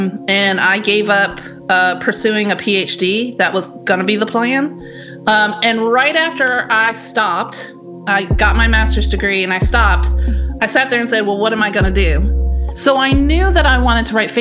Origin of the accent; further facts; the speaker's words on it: North Carolina, United States; moved away as an adult; also born or lived in Florida / Washington State / Naples, Italy; my home state of North Carolina